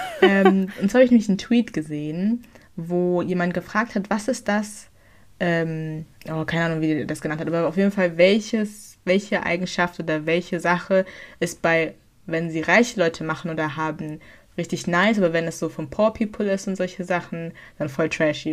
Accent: Germany; wir sind in Deutschland

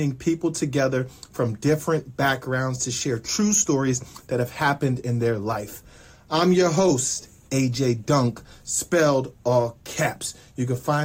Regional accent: New Jersey, United States; I'm from Jersey. I'm still living in Jersey. I am Jersey

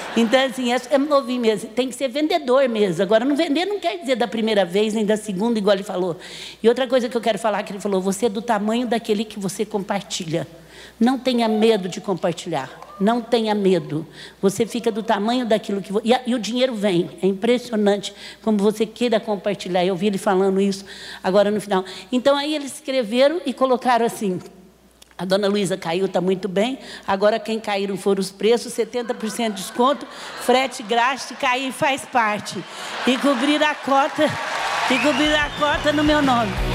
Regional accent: Franca, São Paulo, Brazil; Eu sou apaixonada pela minha terra

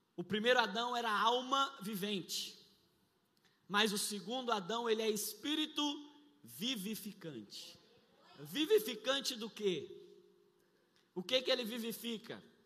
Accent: São Paulo, Brazil; somos lá de São Paulo, lá nós servimos ao Senhor

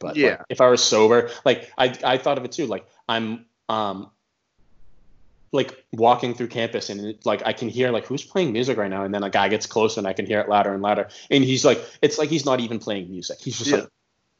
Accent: Arkansas, United States; I'm from Arkansas.

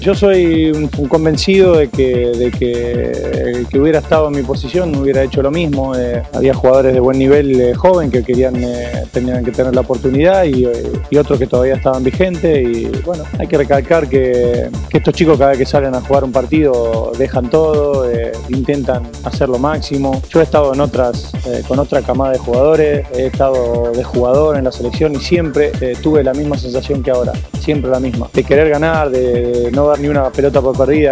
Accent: Pujato, Santa Fe, Argentina; a mi pueblo, a Pujato

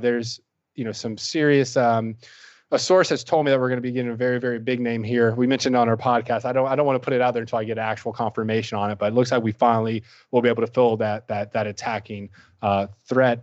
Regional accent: Louisville, Kentucky, United States; moved away as an adult; now in South Florida, United States; I was originally from Louisville, Kentucky

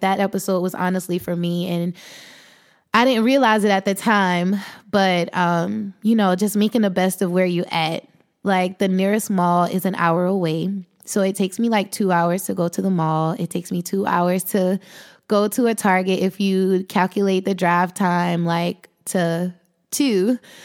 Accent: South Carolina, United States; I'm thirty-one years old, and I am from South Carolina

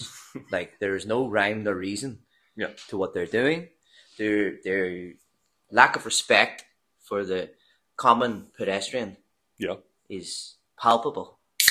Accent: Belfast, Northern Ireland, United Kingdom; accent: Belfast; I went very strong Belfast.

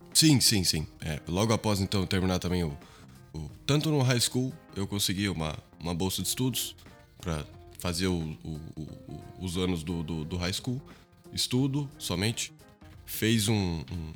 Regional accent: Brazil; also born or lived in Portugal; Vivemos no Brasil até os dias de hoje. Eu estudo eh, a minha faculdade, é, fiz a minha parte né, do ensino infantil, do ensino fundamental, ensino médio, high school, é, toda no Brasil

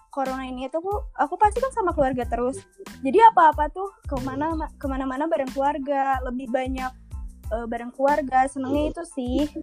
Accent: Bandung, West Java, Indonesia; also born or lived in Karawang; aku orang Bandung

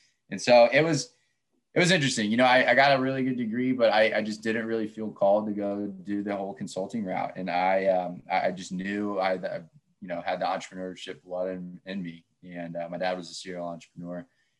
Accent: Kansas City, Missouri, United States; also born or lived in Nashville; I'm born and raised in Kansas City.

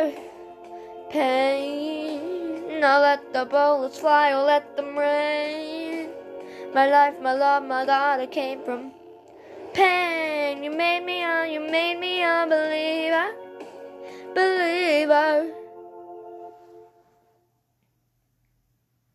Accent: Canada; I'm from Canada, so if you notice me spelling favorite with an O-U instead of just

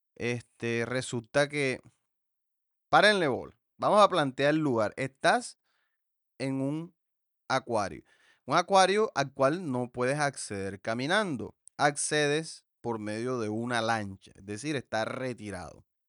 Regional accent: the Caribbean coast of Colombia, Colombia; nosotros acá en la costa

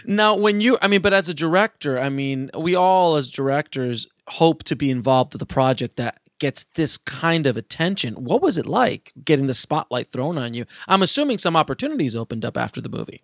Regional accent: New York, United States; I grew up in New York

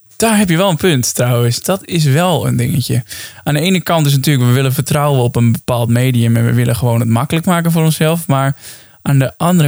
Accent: Netherlands; wij als Nederlanders

